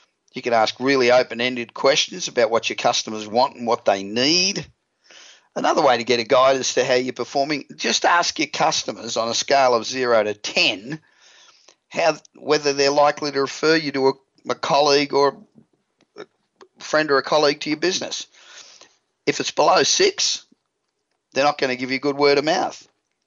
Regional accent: Australia; accent: Aussie; moved away as an adult; now in Los Angeles, United States; I'm from Australia, as you probably realised. I've been in Los Angeles now for 28 years, and I still sound like an Aussie

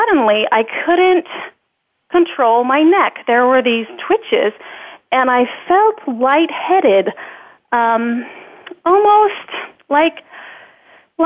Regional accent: Northern Virginia, United States; I grew up in the Northern Virginia area

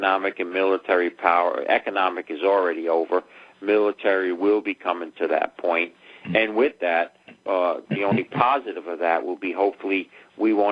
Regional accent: United States; as an American

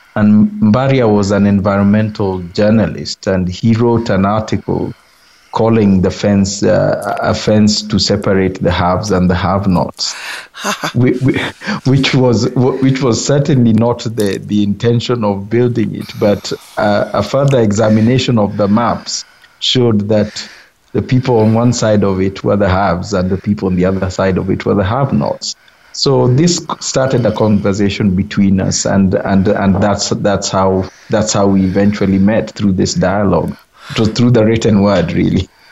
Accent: Kenya; I'm a Kenyan conservationist

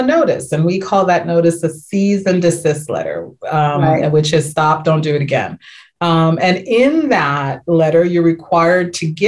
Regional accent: New York, United States; So I'm from New York

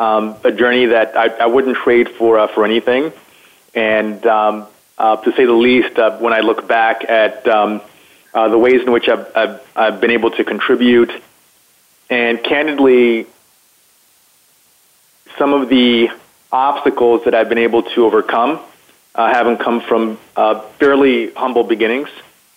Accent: United States; particularly as a young black man growing up in the United States, there were certainly a number of instances and a number of challenges that I encountered.

